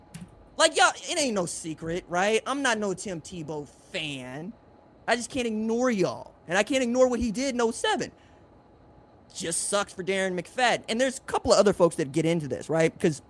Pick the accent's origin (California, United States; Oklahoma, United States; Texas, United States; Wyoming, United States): Oklahoma, United States; Tulsa; I'm from Tulsa.